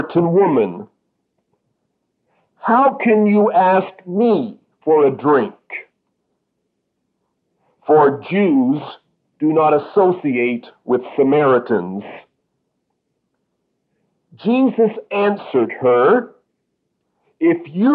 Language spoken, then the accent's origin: English; Canada; I am a Canadian